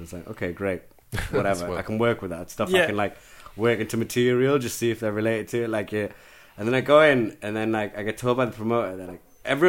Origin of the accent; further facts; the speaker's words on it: England, United Kingdom; Oh, yeah, yeah, particularly in Europe, man. Europeans are bad for it. Yeah, where are you from? England. Where are you really from?